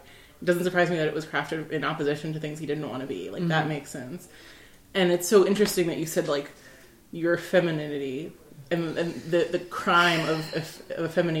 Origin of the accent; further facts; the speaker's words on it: New York City, New York, United States; But I grew up in New York City. I grew up as a lesbian, and like as an Arab American lesbian.